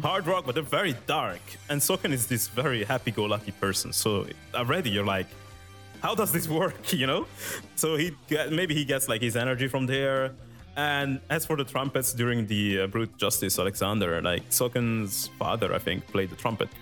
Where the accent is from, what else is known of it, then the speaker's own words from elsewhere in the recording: Italy; English is a second language; moved away; I lived in Italy when I was younger. I didn't speak English